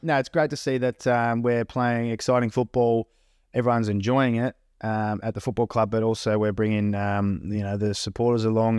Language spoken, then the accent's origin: English; Myrtleford, Victoria, Australia; now in Melbourne, Australia; grew up in a small country town called Myrtleford, Northeast Victoria